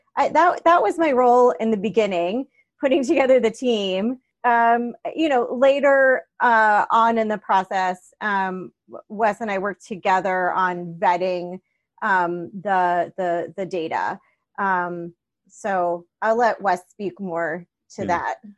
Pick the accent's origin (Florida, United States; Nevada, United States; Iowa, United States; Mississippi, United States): Florida, United States; Miami; I grew up in Miami